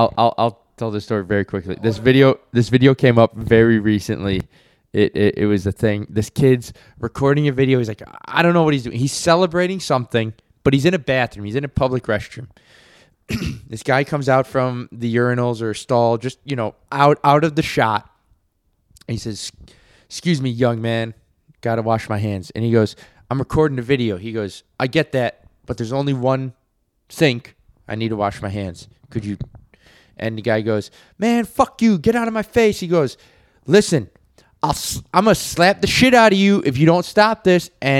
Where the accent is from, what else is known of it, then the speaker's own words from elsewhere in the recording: Detroit, Michigan, United States; I grew up in Detroit, motherfucker.